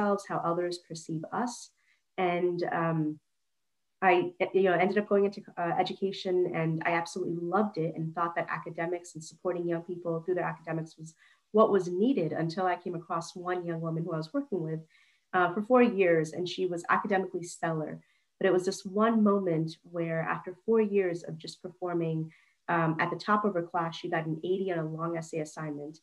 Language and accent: English; New York City, New York, United States; also born or lived in Pennsylvania / China; now in Long Island, United States; I'm a born and raised New Yorker, but I am a daughter of immigrants as well. And I'm proudly from Queens.